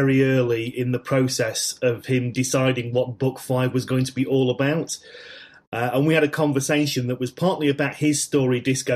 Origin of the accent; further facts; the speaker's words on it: Manchester, North West England, United Kingdom; grew up in Manchester in the 1970s